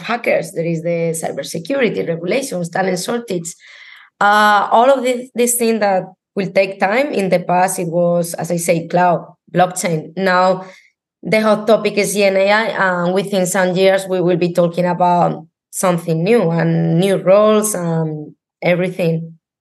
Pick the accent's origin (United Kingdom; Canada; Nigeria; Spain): Spain; I'm from Spain